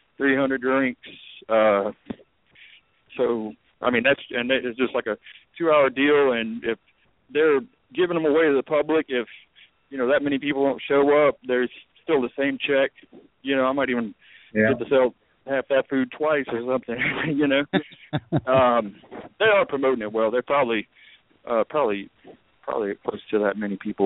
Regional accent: New Orleans, Louisiana, United States; moved away; originally we're from Louisiana, New Orleans. They've got Lucky Dog carts all down in the French Quarter. And I grew up eating off of those things

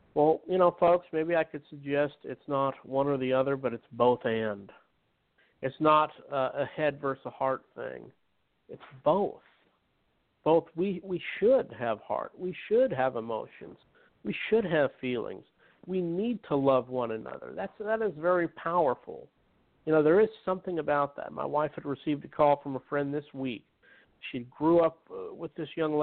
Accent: Utah, United States; I grew up in Utah where majority of it was Mormonism

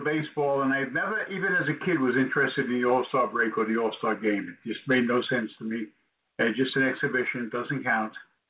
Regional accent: New York City, New York, United States; also born or lived in Manhattan Beach, California; now in Coachella Valley, United States; from a little town in Queens that is also my hometown of College Point, Queens. Very unique area.

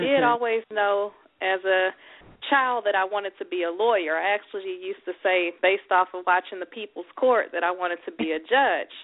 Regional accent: Houston, Texas, United States; moved away; also born or lived in Atlanta, Georgia; I'm originally from Houston, Texas

